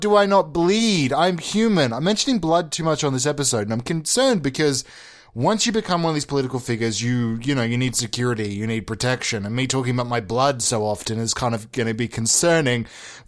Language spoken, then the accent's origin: English; Victoria, Australia; Victoria, my home state